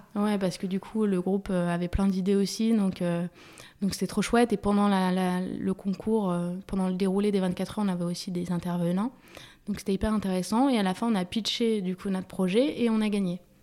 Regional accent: Paris, Île-de-France, France; also born or lived in Germany; je suis née à Paris, j'ai grandi à Paris

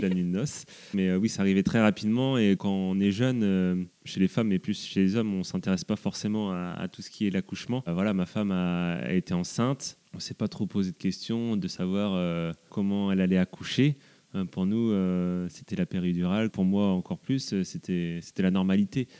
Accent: south of Rennes, Brittany, France; je suis originaire du sud de Rennes

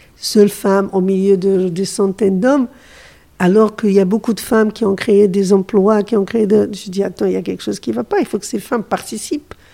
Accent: Morocco; je suis du Maroc

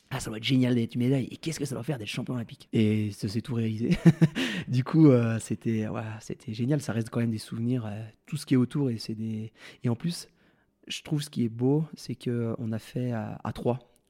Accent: Val Thorens, Auvergne-Rhône-Alpes, France; Valto grâce à là où j'ai grandi

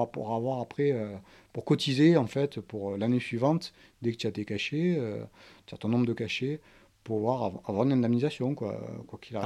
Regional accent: Marseille, Provence-Alpes-Côte d'Azur, France; mon enfance, l'endroit où j'ai grandi, donc c'est le 4e arrondissement à Marseille

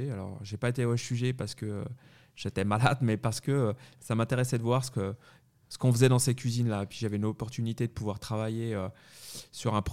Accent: Paris, Île-de-France, France; moved away as an adult; also born or lived in Savoie / Neuchâtel, Switzerland; now in Switzerland; on n'est pas au Savoyard, on est Savoyard et moitié parisien, finalement, c'est pour ça que je suis né euh, sur Paris.

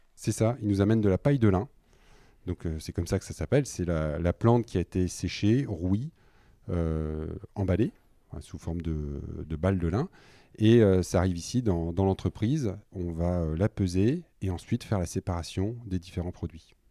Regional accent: Killem, Hauts-de-France, France; also born or lived in Dunkirk / Lille; j'ai grandi en partie sur Dunkerque et je suis arrivé à 8 ans sur, euh, sur Kilem. Puis bah, j'ai grandi comme un, garçon du village

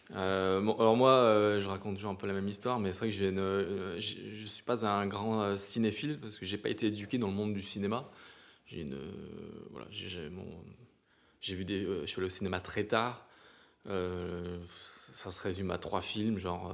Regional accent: Provence-Alpes-Côte d'Azur, France; on vient des montagnes

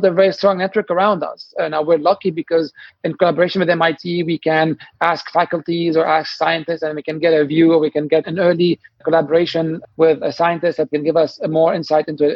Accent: Lebanon; moved away as an adult; now in Boston, United States; I'm from Lebanon originally. I grew up in the 80s and 90s and where there was civil wars

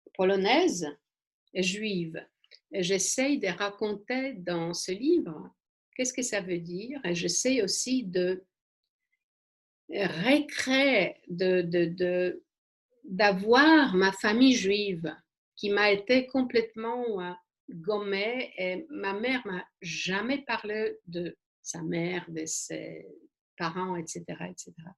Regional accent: Warsaw, Masovian Voivodeship, Poland; French is a second language; moved away; je suis née à Varsovie.

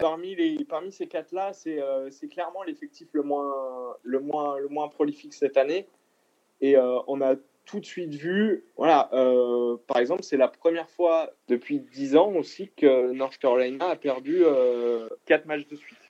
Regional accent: Lyon, Auvergne-Rhône-Alpes, France; je suis de Lyon

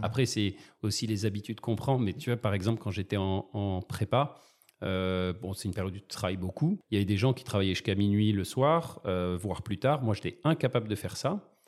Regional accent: Marseille, Provence-Alpes-Côte d'Azur, France; Je suis né à Marseille.

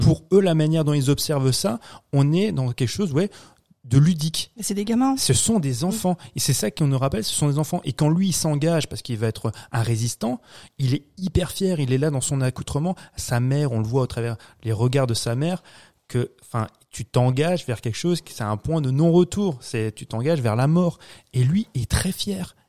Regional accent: France; chez nous en France

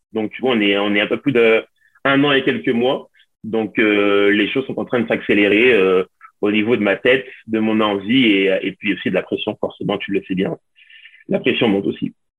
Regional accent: Lyon, Auvergne-Rhône-Alpes, France; je suis, français, je suis originaire de Lyon.

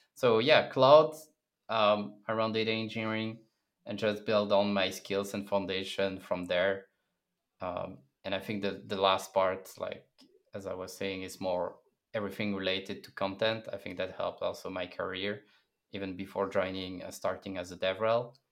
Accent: Brussels, Brussels-Capital Region, Belgium; moved away as an adult; also born or lived in Berlin, Germany; I come from Belgium, Brussels, and four years ago, I decided to join a tech company, apply all around the world, and Uh, Berlin was a good destination

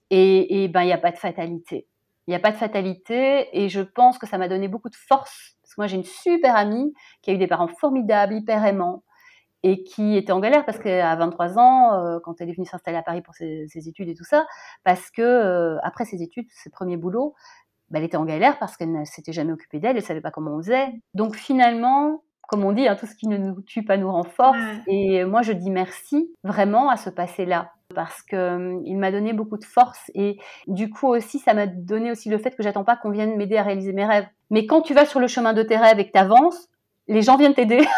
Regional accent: Brussels, Brussels-Capital Region, Belgium; j'ai grandi à Bruxelles

